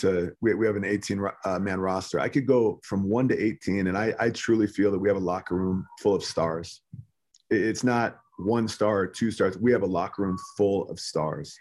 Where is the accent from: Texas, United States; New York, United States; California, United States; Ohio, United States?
California, United States; now in Utah, United States; Growing up in California, going to places like Yosemite with my parents and family